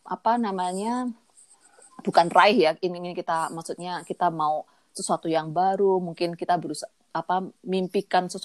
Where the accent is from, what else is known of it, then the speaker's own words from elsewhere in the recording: Kediri, East Java, Indonesia; accent: Javanese (medok); also born or lived in Surabaya; now in Canada; Dan aku dari Surabaya, aslinya Kediri. Makanya suara